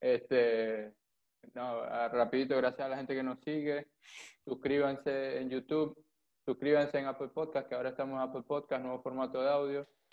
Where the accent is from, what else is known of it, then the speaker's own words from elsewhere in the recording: Maracaibo, Zulia, Venezuela; nosotros que somos de Maracaibo